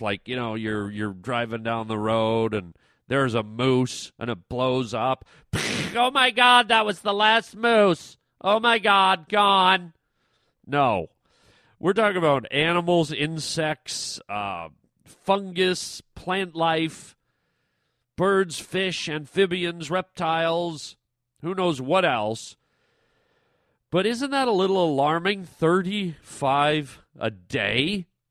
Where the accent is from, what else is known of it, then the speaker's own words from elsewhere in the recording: Canada; I'm from Canada